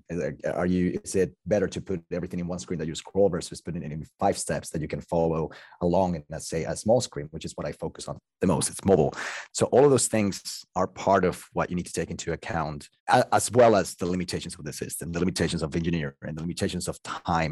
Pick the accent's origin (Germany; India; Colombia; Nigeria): Colombia; Bogotá; English is a second language; moved away; also born or lived in France / Italy / United States; I'm from Colombia and I'm from Bogota.